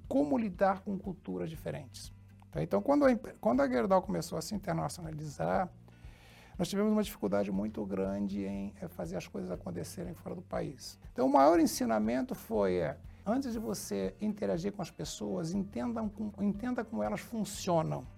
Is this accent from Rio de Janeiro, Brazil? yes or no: yes; Rio de Janeiro, Brazil; moved away as an adult; also born or lived in São João da Pesqueira, Portugal / Santa Catarina / Rio Grande do Sul; Eu vim para o Brasil com, com 4 anos de idade. Quando vim para o Brasil, eu fui morar no Rio de Janeiro, morei muitos anos no Rio de Janeiro